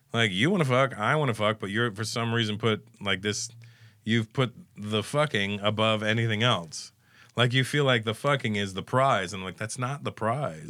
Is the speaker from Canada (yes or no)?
yes; Canada; growing up in Canada